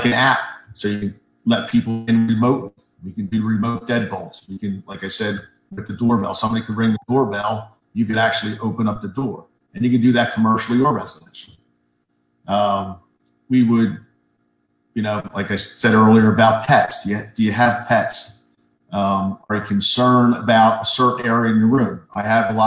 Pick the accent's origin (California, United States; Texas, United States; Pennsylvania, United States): Pennsylvania, United States; Gilbertsville; also born or lived in Boyertown; I live on the other side of Boyertown, grew up in the Gilbertsville area